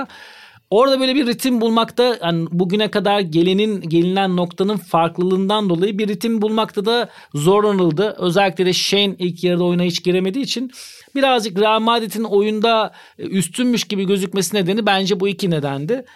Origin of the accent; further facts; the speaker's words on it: Turkey; bir Türk olarak